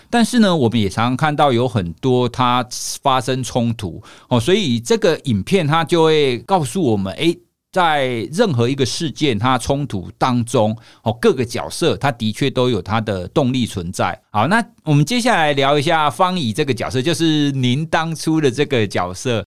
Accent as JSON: {"language": "Chinese", "country": "Taiwan", "tie": "born or raised there", "said": "我是在台湾土生土长的一个孩子"}